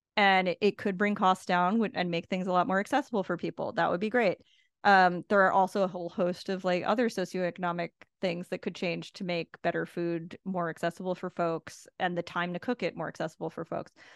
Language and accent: English; United States; now in Puerto Rico; I am an American